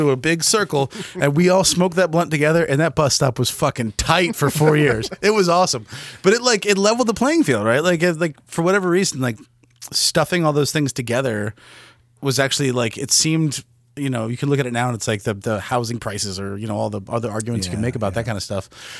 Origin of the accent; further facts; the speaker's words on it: United States; in my neighborhood growing up in Montgomery County, they made a point to put low income and middle income next to each other.